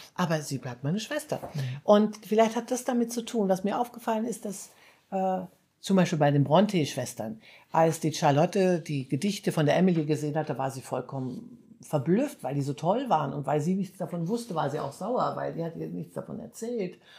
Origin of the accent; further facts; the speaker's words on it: Hanover, Lower Saxony, Germany; also born or lived in small village (countryside); now in Munich, Germany; ich komme ja eigentlich aus Hannover